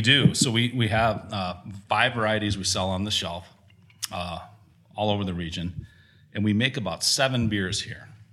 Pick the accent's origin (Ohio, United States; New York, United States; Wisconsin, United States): Wisconsin, United States; Gratiot; I grew up outside of Gratiot, Wisconsin, between Gratiot and South Wayne, right on Highway 11